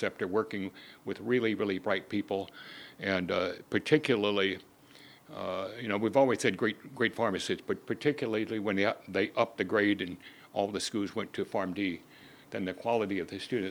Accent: Louisiana, United States; moved away; also born or lived in Houston; I grew up in Louisiana

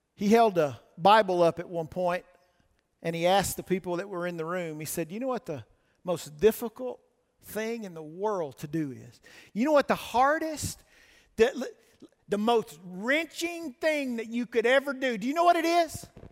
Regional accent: the South, United States; moved away; I grew up in the South

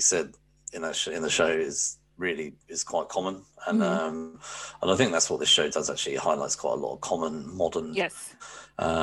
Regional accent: England, United Kingdom; I'm from England.

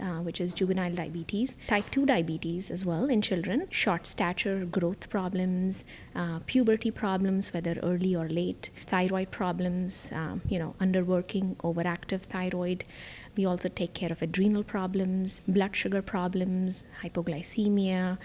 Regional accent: India; moved away as an adult; also born or lived in New York / Miami; now in Orlando, United States; I actually was born and raised in India, and that's where most of my family still is

